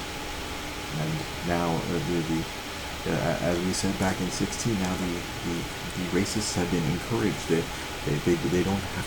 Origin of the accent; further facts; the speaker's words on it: Monterey Park, California, United States; I grew up in Monterey Park, surrounded by a lot of my Asian brethren.